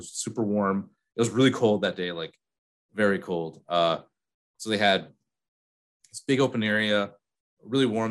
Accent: Peru, New York, United States; I'm from Peru, New York, a lot of farms up there.

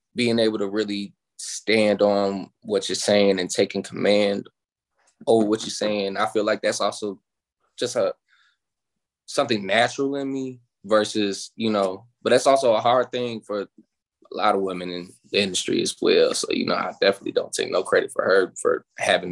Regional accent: Chicago, Illinois, United States; now in Atlanta, United States; So I'm originally from Chicago

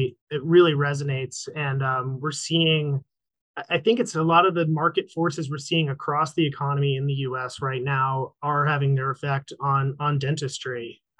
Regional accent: North Carolina, United States; My home state of North Carolina

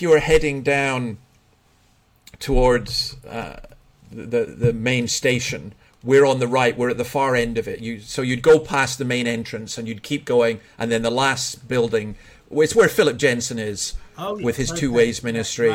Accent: Scotland, United Kingdom; as a Scotsman

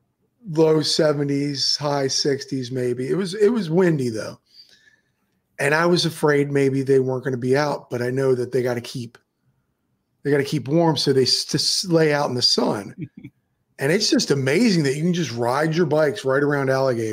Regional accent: Maryland, United States; now in Florida, United States; I decided to drive to Maryland where I'm from. I'm actually from Maryland, and my mother, sister, and my whole family's still up there. I'm the only one that left

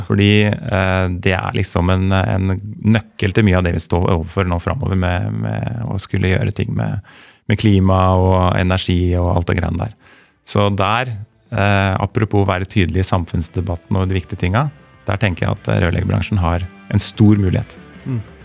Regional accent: Lier, Buskerud, Norway; jeg er jo fra Lier

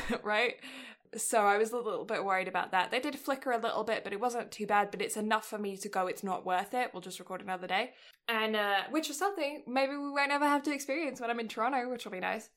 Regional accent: England, United Kingdom; moved away; I'm English

